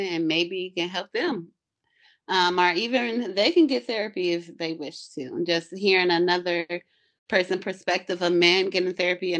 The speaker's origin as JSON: {"language": "English", "town": "Cleveland", "region": "Ohio", "country": "United States", "moved": "yes", "lives_now": "Atlanta, United States", "said": "I'm currently living in Atlanta, Georgia. I'm from Cleveland, Ohio"}